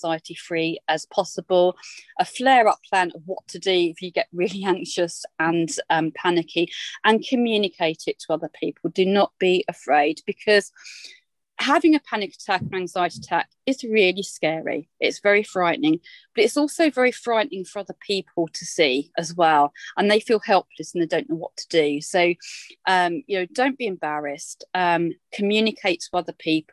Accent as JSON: {"language": "English", "area": "Essex", "region": "East of England", "country": "United Kingdom", "moved": "yes", "said": "I'm an Essex girl. I'm back from the Essex roots."}